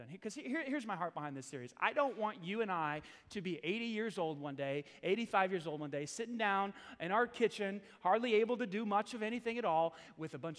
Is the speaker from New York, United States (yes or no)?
yes; New York City, New York, United States; I grew up in New York City, Staten Island, New York